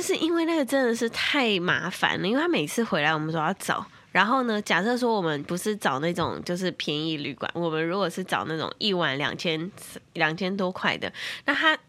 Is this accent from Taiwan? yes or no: yes; Tainan, Taiwan; 我是台南人